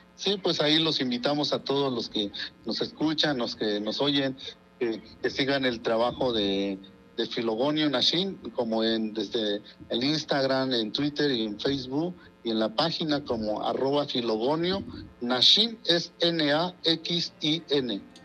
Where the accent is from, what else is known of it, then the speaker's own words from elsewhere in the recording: Oaxaca, Mexico; first language Mazatec; Spanish is a second language; mi lengua materna, que es el mazateco